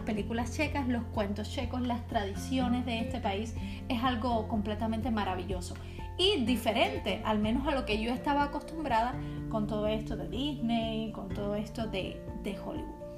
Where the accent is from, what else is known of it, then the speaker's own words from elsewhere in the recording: Cuba; now in Czech Republic; para los cubanos